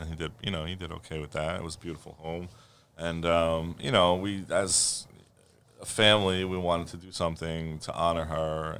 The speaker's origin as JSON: {"language": "English", "town": "New York City", "region": "New York", "country": "United States", "tie": "born or raised there"}